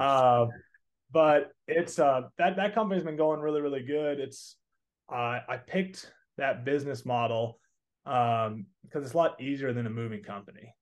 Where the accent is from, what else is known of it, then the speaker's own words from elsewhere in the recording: Texas, United States; accent: Southern; I'm from Texas area. Unless I got a little bit of a Southern accent and say y'all a lot.